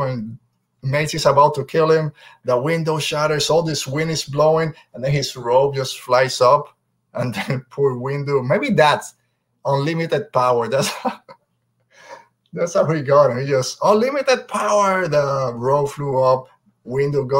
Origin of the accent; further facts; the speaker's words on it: Puerto Rico; I'm from Puerto Rico